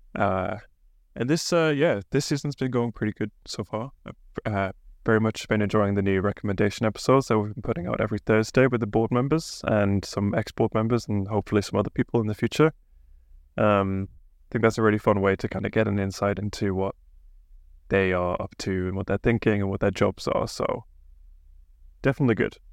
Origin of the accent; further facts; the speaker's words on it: England, United Kingdom; now in Bergen, Norway; I'm an English guy